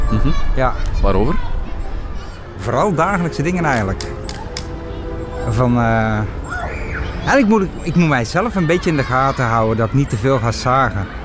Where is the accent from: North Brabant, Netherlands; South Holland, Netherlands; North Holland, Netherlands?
North Brabant, Netherlands; Bergen op Zoom; now in Antwerp, Belgium; Nee, ik ben Nederlander. Ik ben een, ik ben een, ik ben een Nederlander, ik kom uit Bergen op Zoom, maar ik woon hier al 17 jaar.